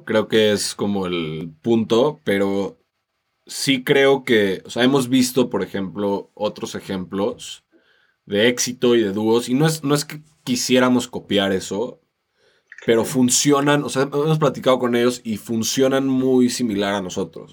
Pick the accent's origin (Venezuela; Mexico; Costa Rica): Mexico; somos latinos y, y, venimos de México, venimos a representar a México